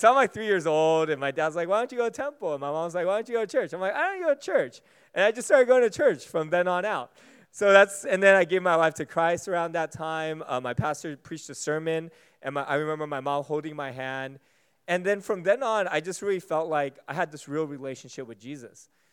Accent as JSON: {"language": "English", "country": "United States", "said": "Being American"}